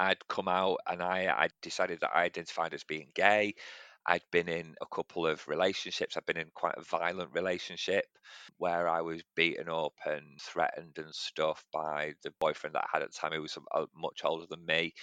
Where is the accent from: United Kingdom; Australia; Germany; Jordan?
United Kingdom; Manchester, North West England; I grew up in actually the part of Manchester where Shameless was filmed, in Gorton, so in East Manchester